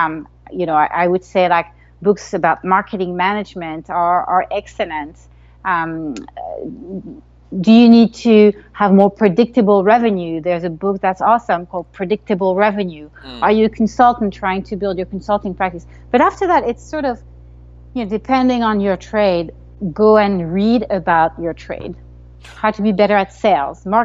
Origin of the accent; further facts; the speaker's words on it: Paris, Île-de-France, France; moved away as an adult; now in United States; I grew up in Paris, in France